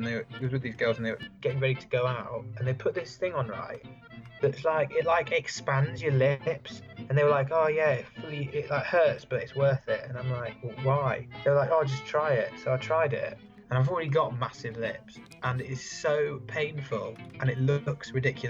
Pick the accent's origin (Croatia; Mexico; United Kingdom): United Kingdom; England; now in France; I'm English